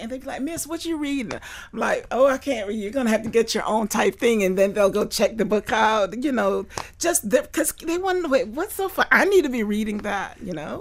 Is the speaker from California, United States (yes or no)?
no; Fort Lauderdale, Florida, United States; I grew up in Fort Lauderdale.